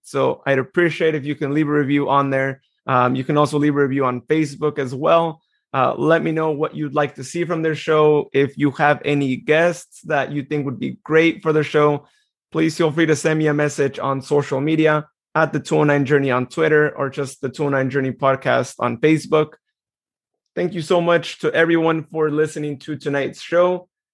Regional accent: Turlock, California, United States; here in my hometown

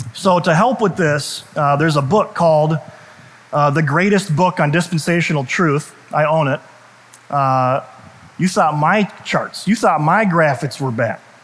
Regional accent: United States; I'm proud of being American. I love being an American.

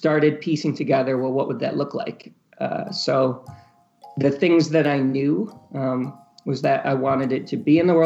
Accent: Michigan, United States; moved away as an adult; also born or lived in Chicago / New York; now in Brooklyn, United States; I'm originally from Michigan, so I grew up, you know, lakes, bonfires

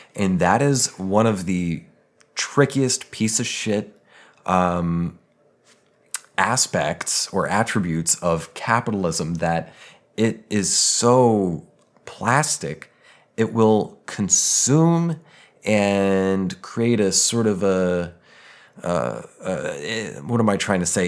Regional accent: Denver, Colorado, United States; I grew up in Denver.

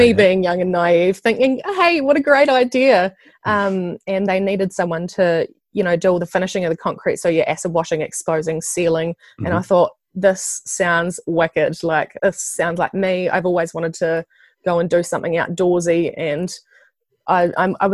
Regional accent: Nelson, New Zealand; moved away as an adult; also born or lived in Christchurch; I'm from Nelson. I lived in Christchurch with my partner for the last 5 years, but we've just recently moved back up to Nelson

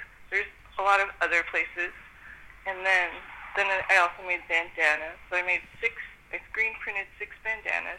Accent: Bay Area, California, United States; I'm from the Bay Area

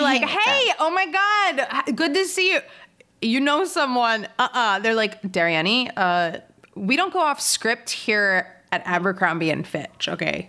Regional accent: Philadelphia, Pennsylvania, United States; I grew up in Philadelphia, but I grew up in the suburbs of Philadelphia.

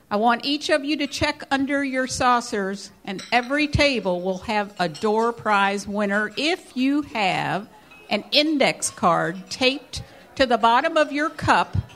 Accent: New York, United States; from New York

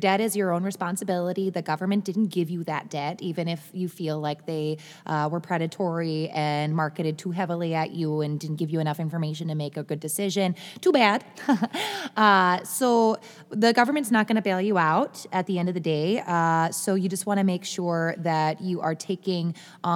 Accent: Grand Rapids, Michigan, United States; accent: Midwestern

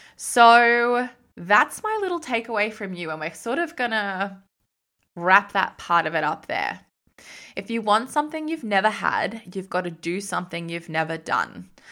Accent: Sydney, New South Wales, Australia; moved away; I was from Sydney

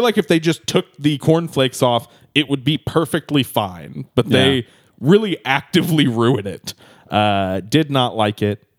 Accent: New York, United States; I'm a fancy boy. I'm from New York. What can I say?

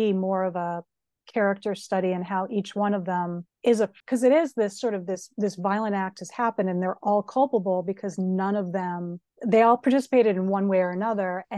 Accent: Springfield, Massachusetts, United States; I grew up in Springfield, Massachusetts

